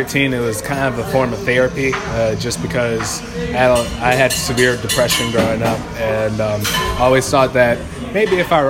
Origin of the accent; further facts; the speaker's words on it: Seattle, Washington, United States; Oh, hello. … I come from Seattle, Washington.